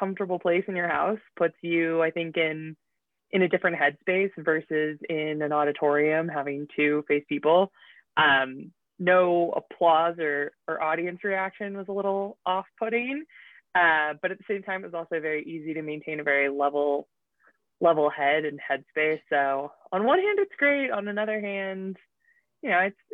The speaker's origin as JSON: {"language": "English", "region": "Utah", "country": "United States", "tie": "born or raised there", "moved": "as an adult", "said": "I grew up here in Utah. And, went away for a little while, came back"}